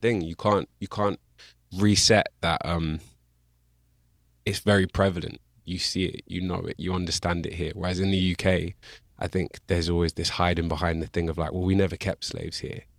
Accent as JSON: {"language": "English", "town": "Bristol", "region": "South West England", "country": "United Kingdom", "tie": "born or raised there", "accent": "English", "said": "I grew up in Bristol."}